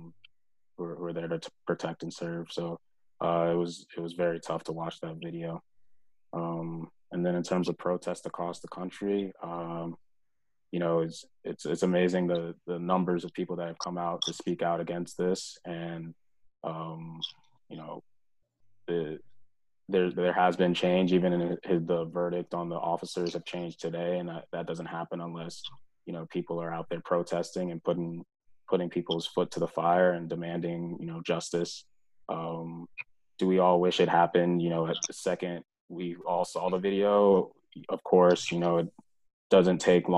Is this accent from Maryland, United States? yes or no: yes; Bowie, Maryland, United States; moved away as an adult; also born or lived in Winston-Salem, North Carolina / Dallas, Texas; now in Minnesota, United States; I grew up in Bowie, Maryland